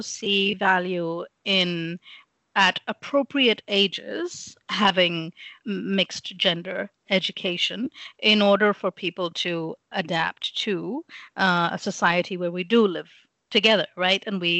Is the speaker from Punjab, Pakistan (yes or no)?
yes; Lahore, Punjab, Pakistan; first language English; also born or lived in England; So I grew up in Pakistan. I was born in England